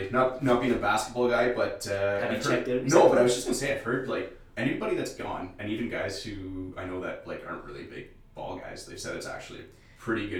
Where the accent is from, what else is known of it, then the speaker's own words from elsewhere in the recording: Sudbury, Ontario, Canada; oh, I'm from Lively, I'm from Sudbury.